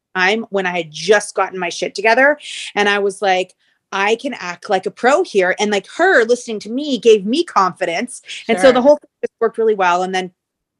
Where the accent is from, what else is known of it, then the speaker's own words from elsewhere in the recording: Toronto, Ontario, Canada; We are from Toronto, living in Toronto. We met when we were in high school